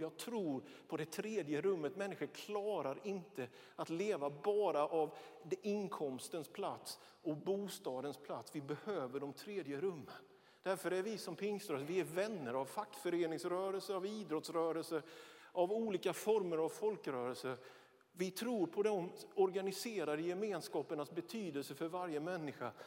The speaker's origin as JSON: {"language": "Swedish", "town": "Björkeby", "region": "Jönköping County", "country": "Sweden", "tie": "born or raised there", "moved": "yes", "lives_now": "Västerås, Sweden", "said": "Ja, jag är smålänning. Ja, jag är född i den lilla, men enligt oss själva mycket betydelsefulla metropolen Björkeby mellan Vetlanda och Nässjö"}